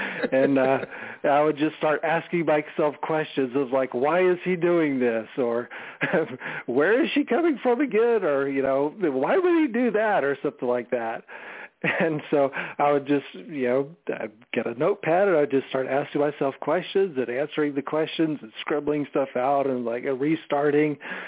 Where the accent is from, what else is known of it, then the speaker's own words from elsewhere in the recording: Alaska, United States; also born or lived in Germany / Georgia / North Carolina / Alabama; I was born in Germany, then, you know, moved to, you know, went to different places in the South, Georgia, North Carolina, Alabama. I've lived in Alaska for 4 years. Alaska was the place I lived at the longest growing up.